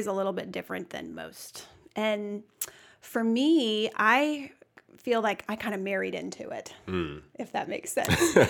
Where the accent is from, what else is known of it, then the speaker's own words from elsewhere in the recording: St. Louis, Missouri, United States; We're originally from St. Louis. That's where we met and grew up. And then we came here because he got his first head chef position.